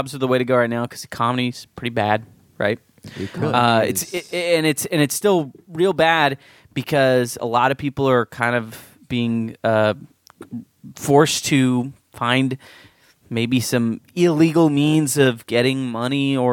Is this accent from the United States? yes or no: yes; San Diego, California, United States; I'm from San Diego